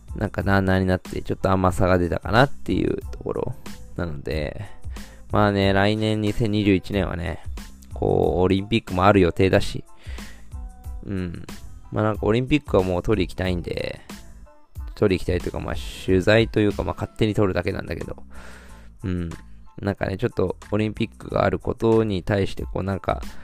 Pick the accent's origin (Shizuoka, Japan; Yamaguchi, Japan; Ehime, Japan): Shizuoka, Japan; ずっと生まれも育ちも静岡